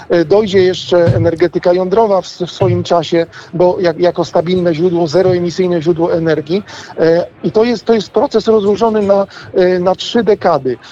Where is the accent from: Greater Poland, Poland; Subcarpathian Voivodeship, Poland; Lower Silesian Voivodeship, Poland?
Lower Silesian Voivodeship, Poland; Wałbrzych region; pochodzę e, z regionu wałbrzyskiego